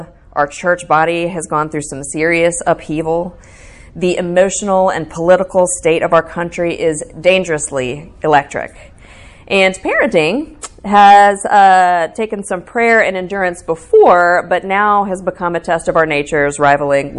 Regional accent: the South, United States; I'm from the South

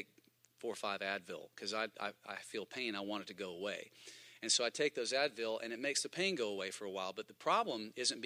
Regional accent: Huntsville, Alabama, United States; moved away as an adult; also born or lived in Birmingham, Alabama; I grew up in Huntsville, but I moved to Birmingham to go to Bible college at Southeastern Bible College

